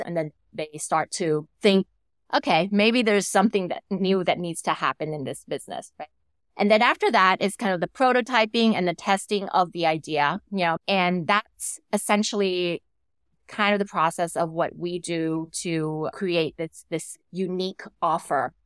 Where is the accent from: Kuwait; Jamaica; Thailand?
Thailand; I came back to, uh, to my home country, w, which at the moment is Thailand